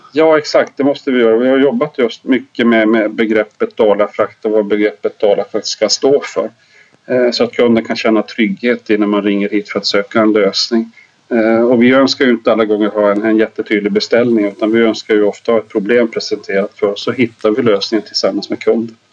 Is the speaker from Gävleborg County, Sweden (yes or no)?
no; Lapland, Norrbotten County, Sweden; also born or lived in Malmberget; now in Dalarna, Sweden; jag är faktiskt lapplänning